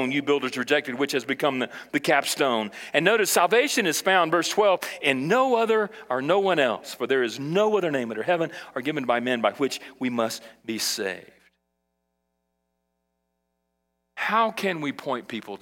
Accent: Brazil; now in United States; when I was a kid in Brazil and I grew up in South America

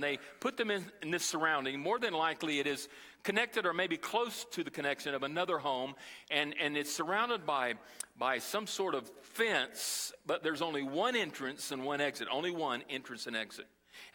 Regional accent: Brazil; And I learned as a small child, as I was growing up in Brazil, how to survive in the streets.

